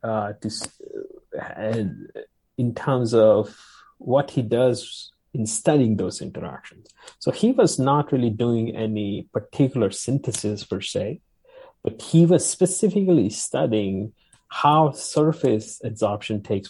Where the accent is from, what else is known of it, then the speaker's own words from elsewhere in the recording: India; moved away as an adult; now in United States; I would come back and become professor in India somewhere